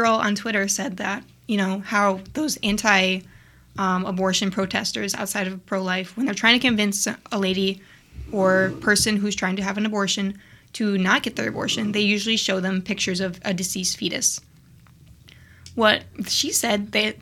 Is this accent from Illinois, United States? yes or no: yes; Illinois, United States; We're from Illinois